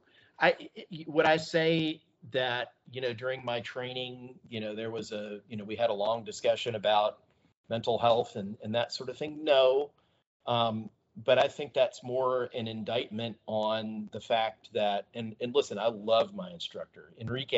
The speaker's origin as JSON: {"language": "English", "region": "Texas", "country": "United States", "tie": "born or raised there", "also_born_or_lived": "Georgia (near Warner Robins Air Force Base)", "moved": "as an adult", "said": "we moved to the great state of Texas and we spent a whole bunch of time in Texas. Gosh, what is it, 1980? 1986 uh, uh, until my wife and I moved away from Texas in 2011"}